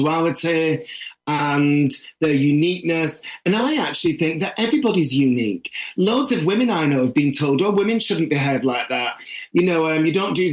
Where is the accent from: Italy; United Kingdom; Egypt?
United Kingdom; the north of England; if you're a northerner